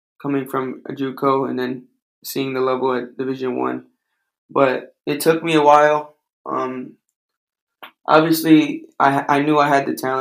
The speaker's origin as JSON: {"language": "English", "town": "Detroit", "region": "Michigan", "country": "United States", "said": "I was some kid from Detroit that played at junior college"}